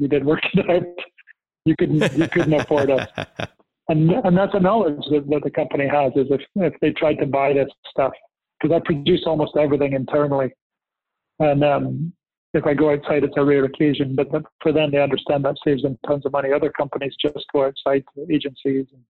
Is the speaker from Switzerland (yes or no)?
no; Scotland, United Kingdom; I was born in Scotland